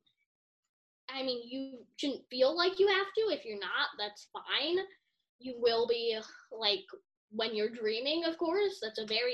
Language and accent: English; Chicago, Illinois, United States; born or raised there